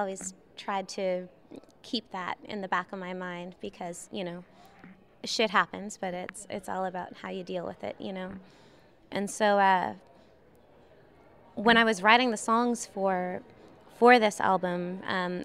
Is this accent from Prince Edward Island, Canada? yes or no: yes; Prince Edward Island, Canada; now in Austin, United States; I was born on Prince Edward Island in Canada.